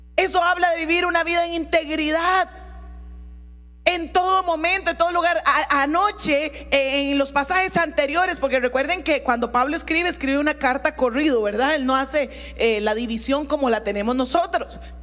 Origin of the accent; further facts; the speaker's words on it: Costa Rica; mi pasaporte dice que soy tica